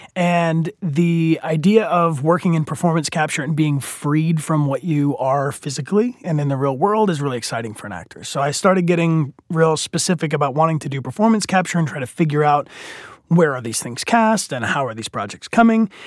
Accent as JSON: {"language": "English", "area": "outside Detroit", "region": "Michigan", "country": "United States", "tie": "born or raised there", "said": "I grew up in the general Midwest, specifically outside Detroit, Michigan"}